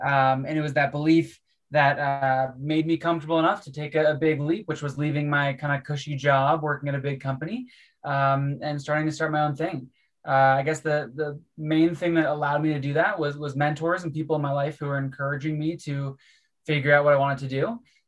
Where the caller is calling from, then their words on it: Salt Lake City, Utah, United States; I'm calling you from Salt Lake City, where I've been doing a little bit of skiing this winter. I'm mostly based in Colorado, but was trying to sneak out to some Utah mountains this week.